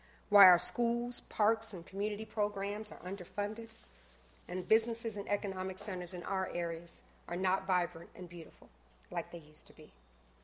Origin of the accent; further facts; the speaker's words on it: Miami, Florida, United States; moved away as an adult; also born or lived in Atlanta, Georgia; now in Chicago, United States; I grew up in drug-infested Liberty City, Miami